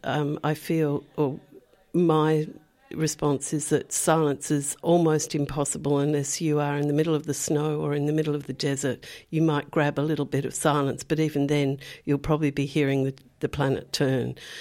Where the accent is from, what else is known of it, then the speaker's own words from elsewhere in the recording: Perth, Western Australia, Australia; moved away; I I grew up on the Swan River, which is a, a, massive river. You know, I was down near Perth.